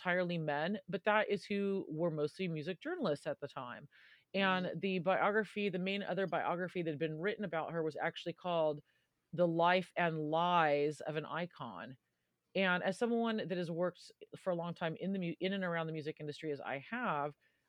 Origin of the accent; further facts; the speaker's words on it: California, United States; moved away as an adult; now in London, United Kingdom; I'm from California